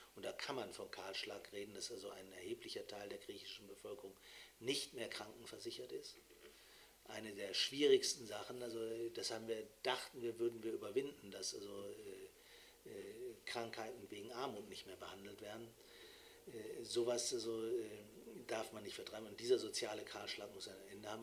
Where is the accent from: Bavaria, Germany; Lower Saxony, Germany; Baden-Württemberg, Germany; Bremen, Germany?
Bremen, Germany; würde ich als Bremer